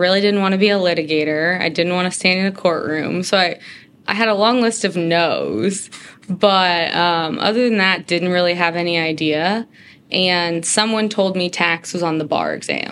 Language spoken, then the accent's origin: English; Frisco, Texas, United States; I'm from Frisco, so about 30 minutes outside of Dallas area